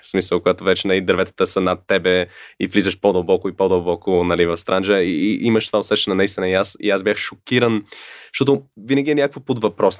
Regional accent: Canada; now in Bulgaria; съм израснал и в Канада и там, когато зимата дойде е ужас

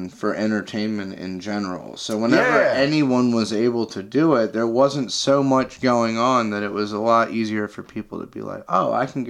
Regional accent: Surf City, North Carolina, United States; I grew up in Surf City

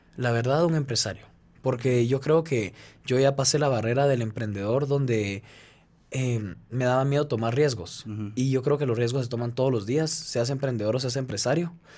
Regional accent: Guatemala; soy de Guatemala

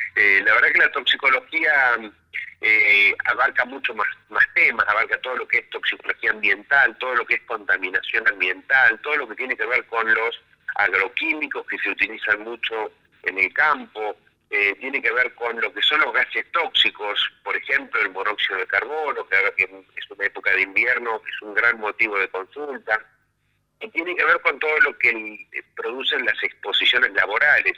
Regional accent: Bragado, Buenos Aires Province, Argentina; moved away as an adult; now in Buenos Aires, Argentina; yo nací en Bragado, me formé en Bragado, hice toda la escuela primaria, en la escuela secundaria, en la escuela normal de Bragado

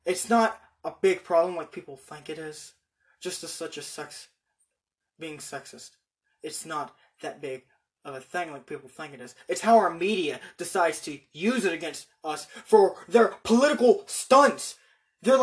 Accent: United States; just as American as I am

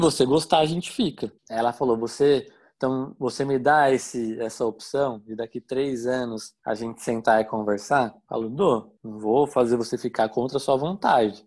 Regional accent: São Paulo, Brazil; moved away as an adult; also born or lived in Santo André / Mauá / Atibaia; Eu sou nascido em Santo André, Grande São Paulo. Morei em Mauá até meus 10 anos de idade. É, minha família é toda da Zona Leste de São Paulo. Cresci ali na Zona Leste

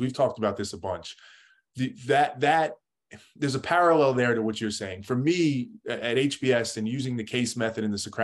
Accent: New York, United States; I lived in kind of a middle-class family in New York, right outside New York City

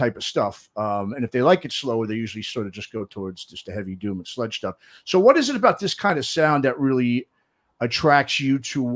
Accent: East Coast, United States; now in Bay Area, United States; growing up on the East Coast

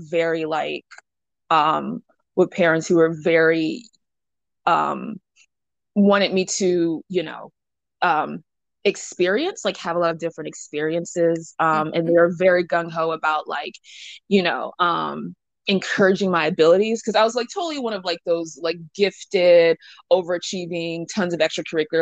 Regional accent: Atlanta, Georgia, United States; I was born and raised in Atlanta

